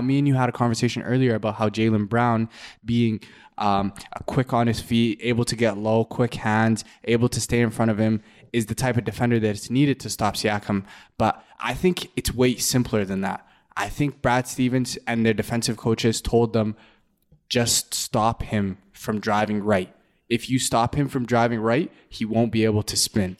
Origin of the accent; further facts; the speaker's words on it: Canada; being a Canadian